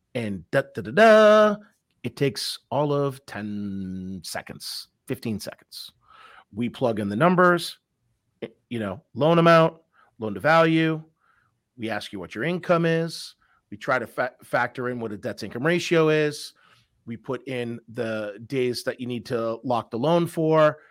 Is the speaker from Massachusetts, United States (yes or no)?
yes; Massachusetts, United States; also born or lived in Colorado; born and raised in, uh, Massachusetts. I might not have that, uh, hardcore accent